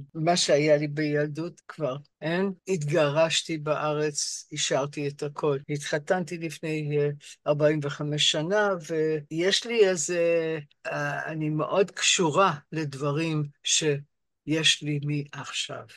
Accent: Rochester, New York, United States; Hebrew is a second language; moved away as an adult; also born or lived in London, United Kingdom; now in Israel; ואני גדלתי בעיר בשם רוצ'סטר, ניו יורק

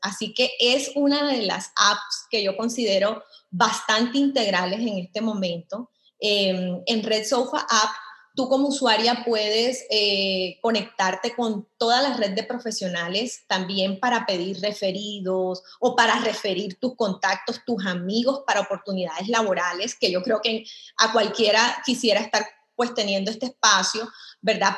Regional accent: Colombia; moved away as an adult; now in El Salvador; Yo soy eh, colombiana. Tengo en El Salvador aproximadamente 15 años de estar eh, aquí radicada.

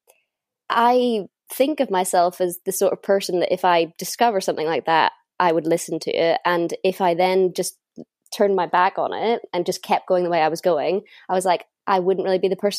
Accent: north coast of Northern Ireland, United Kingdom; moved away as an adult; now in London, United Kingdom; home for me is at the north coast of Northern Ireland.

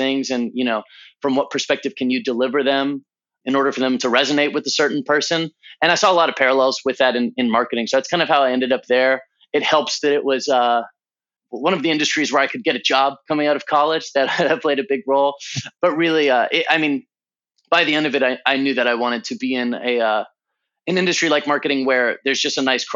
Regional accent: Southern California, United States; also born or lived in Santa Cruz, California / Los Angeles, California; I was born in Southern California. I've spent most of my life on the West Coast.

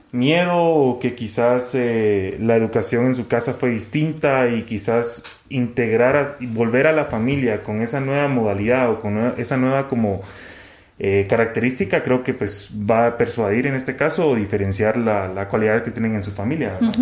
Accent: Guatemala; como sociedad guatemalteca

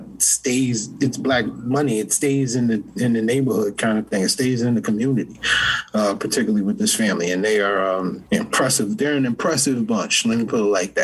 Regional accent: New Haven, Connecticut, United States; also born or lived in South Carolina; I'm from New Haven, but I spent a lot of time in South Carolina

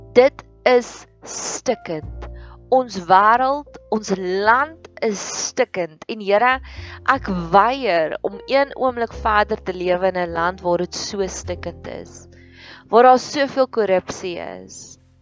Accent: South Africa; ons as Suid-Afrikaners

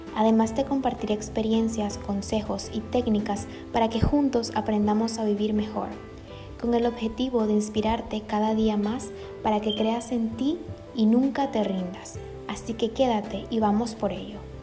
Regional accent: Nicaragua; now in Panama; soy nicaragüense viviendo en Panamá

